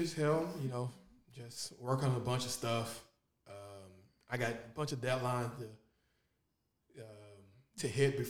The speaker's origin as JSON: {"language": "English", "country": "Nigeria", "moved": "yes", "lives_now": "Los Angeles, United States", "said": "I'm Nigerian"}